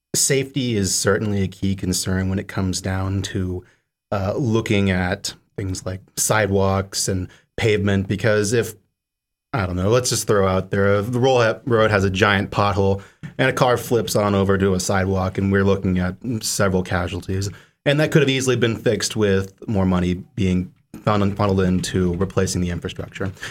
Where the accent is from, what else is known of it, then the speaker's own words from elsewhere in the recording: Sun Valley, Idaho, United States; now in Seattle, United States; I come from Sun Valley, Idaho, which is, uh, well, to say the least, very different from Seattle